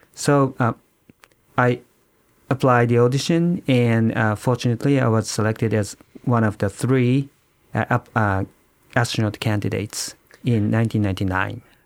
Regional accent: Yokohama, Kanagawa, Japan; I was born in Yokohama, Kanagawa

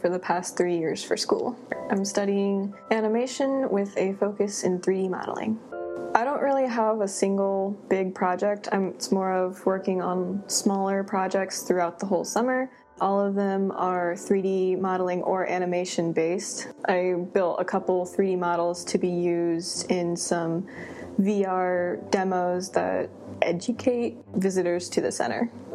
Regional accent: Herndon, Virginia, United States; I am from Herndon, Virginia

